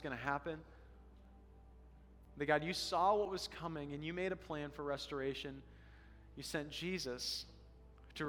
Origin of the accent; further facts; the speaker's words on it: Colorado, United States; now in Alaska, United States; I come from Colorado, the Colorado River